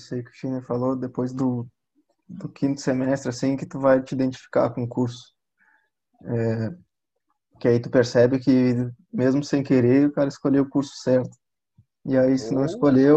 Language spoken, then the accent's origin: Portuguese; Camaquã, Rio Grande do Sul, Brazil; eu sou do interior de Camacuã, meus pais também são.